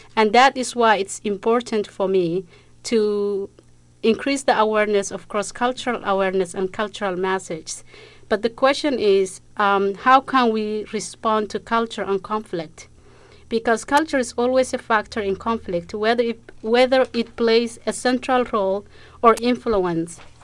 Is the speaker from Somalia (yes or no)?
yes; Somalia; moved away; I'm from East Africa, Somalia